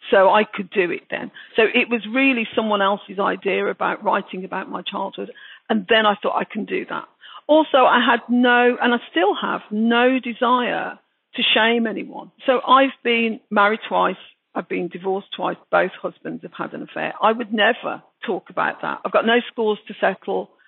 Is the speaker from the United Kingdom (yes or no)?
yes; Birmingham, West Midlands, United Kingdom; accent: Brummie; I just sound English, you know, I just sound like a British person, a Brummie. And I very much felt a Brummie as well.